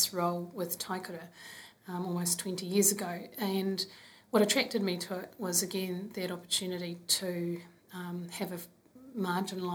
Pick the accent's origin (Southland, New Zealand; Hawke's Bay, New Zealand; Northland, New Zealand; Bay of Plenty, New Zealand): Hawke's Bay, New Zealand; Hastings; moved away as an adult; also born or lived in Wellington, New Zealand; now in Auckland, New Zealand; I am from Kahungunu, grew up in Hastings, and live in Auckland now with 3 kids